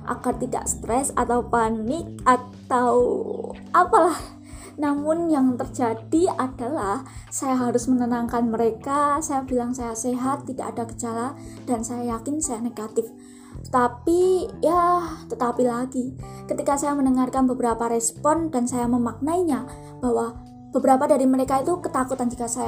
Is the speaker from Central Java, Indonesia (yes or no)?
yes; Klaten, Central Java, Indonesia; saya asli Klaten, Jawa Tengah, saya kuliah dan sekarang semester 3.